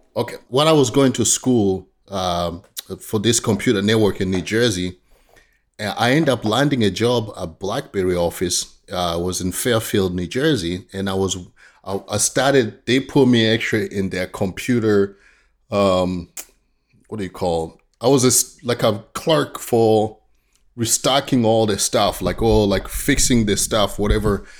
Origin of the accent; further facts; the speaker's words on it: Tanzania; now in United States; I grew up in Tanzania, East Africa